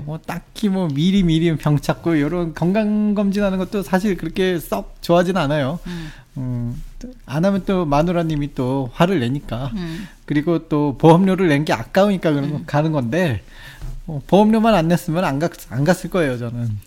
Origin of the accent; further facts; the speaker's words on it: South Korea; now in Japan; 그 한국 사람으로서